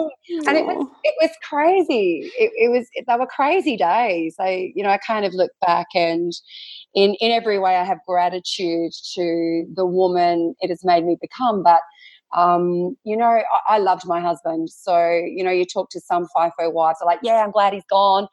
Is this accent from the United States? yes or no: no; Tasmania, Australia; also born or lived in North Queensland; now in Western Australia, Australia; I grew up in Tasmania, lived in North Queensland.